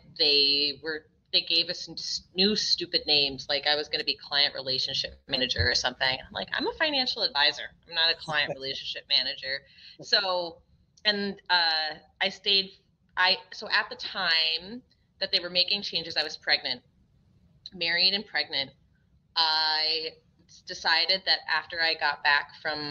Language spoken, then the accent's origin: English; Minnesota, United States; also born or lived in Massachusetts; I was born in Massachusetts, although I grew up in Minnesota